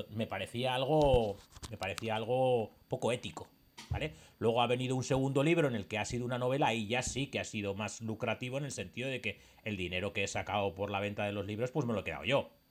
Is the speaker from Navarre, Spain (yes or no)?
no; Basque Country, Spain; now in Seville, Spain; simplemente es para conocer gente de mi pueblo. Yo he venido del País Vasco a vivir a Sevilla.